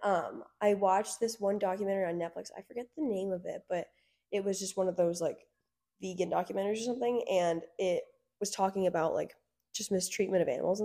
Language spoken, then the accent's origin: English; Byron, New Jersey, United States; I'm from Byron, New Jersey